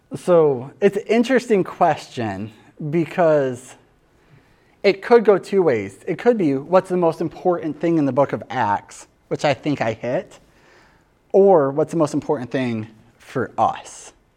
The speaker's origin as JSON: {"language": "English", "region": "Michigan", "country": "United States", "tie": "born or raised there", "said": "born and raised in Michigan, like I am"}